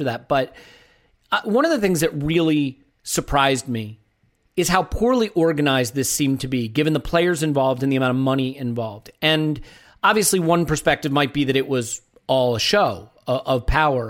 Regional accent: United States; I'm an American

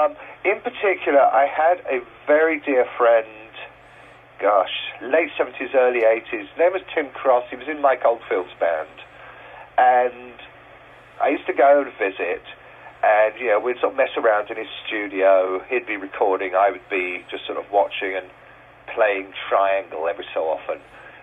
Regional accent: South East England, United Kingdom; yeah, I'm a Brit from the, you know, from the Kent countryside.

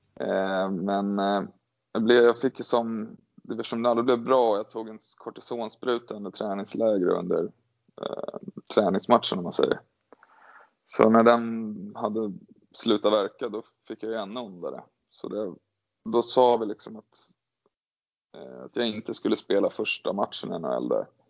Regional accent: Gävle, Gävleborg County, Sweden; startade karriären här, här hemma i Gävle

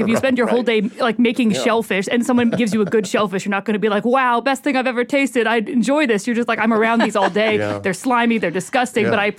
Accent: Columbus, Ohio, United States; Whereas like I grew up in Columbus and everything was terrible.

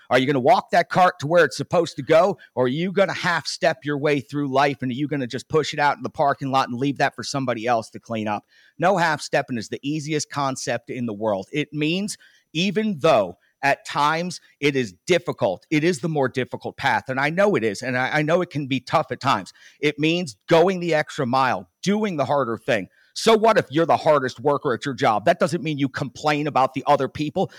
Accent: New Jersey, United States; I'm from Jersey

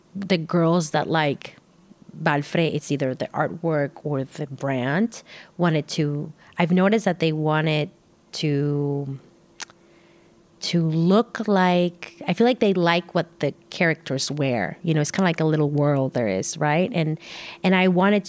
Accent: Tijuana, Baja California, Mexico; I grew up in Tijuana

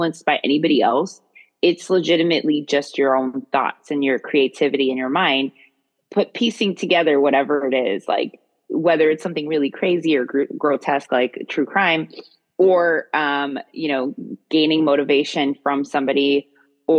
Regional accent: Maryland, United States; where I was raised in Maryland

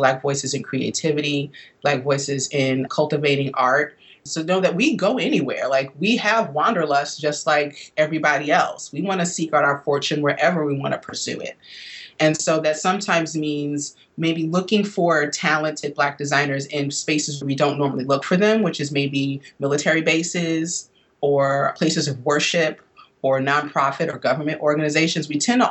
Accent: Midwest, United States; now in East Coast, United States; growing up in the Midwest where I did, you know, I'm a product of the Northern migration.

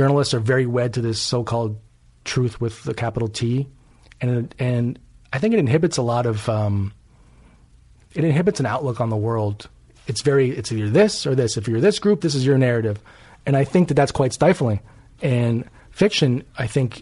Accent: Los Angeles, California, United States; I was raised first in Hollywood and then we moved to Beverly Hills.

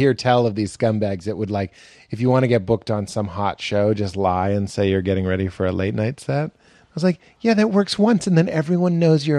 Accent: Chicago, Illinois, United States; now in New York, United States; credit was that I was from Chicago. And that's what I tell people. I was like, if you move to New York and you're from Portland, that's your credit.

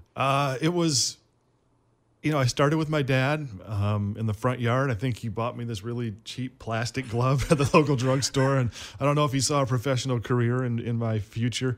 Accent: Flint, Michigan, United States; moved away as an adult; growing up in Flint

